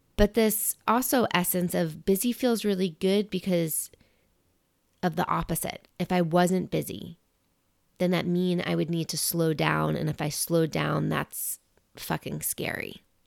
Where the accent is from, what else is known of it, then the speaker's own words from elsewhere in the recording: New York, United States; being a New Yorker and growing up in New York